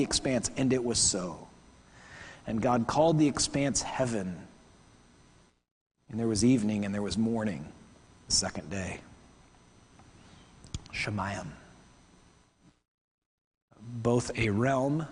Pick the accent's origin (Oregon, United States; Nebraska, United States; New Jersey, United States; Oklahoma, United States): Oklahoma, United States; I'm American from Oklahoma.